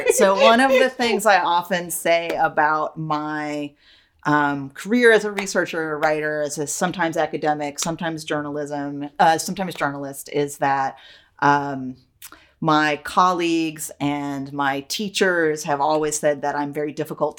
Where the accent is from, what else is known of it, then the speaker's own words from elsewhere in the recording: Troy, New York, United States; a residential YWCA in my hometown of Troy, New York.